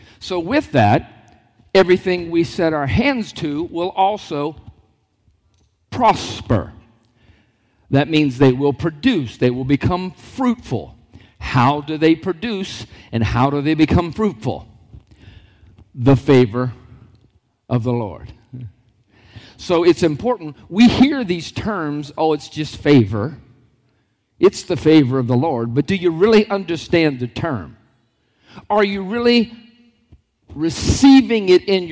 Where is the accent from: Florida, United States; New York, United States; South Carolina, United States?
Florida, United States; Lockhart; born and raised in a small town called Lockhart